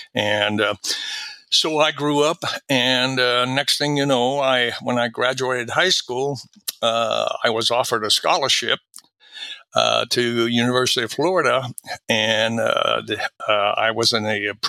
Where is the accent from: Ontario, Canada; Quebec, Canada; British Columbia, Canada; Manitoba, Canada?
Quebec, Canada; Valleyfield; born there; Yeah, I was born in just outside of Montreal in the French-speaking province, and about 50 miles from Montreal, a little town called Valleyfield. And that's where, I'm fluent in French.